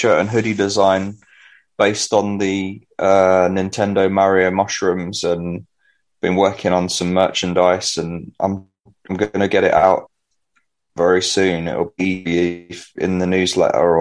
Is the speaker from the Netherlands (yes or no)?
no; London, United Kingdom; my hometown of East Finchley in North London